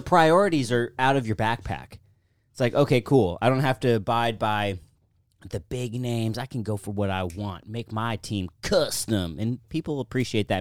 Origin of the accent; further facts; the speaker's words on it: United States; I grew up in Washington, born and raised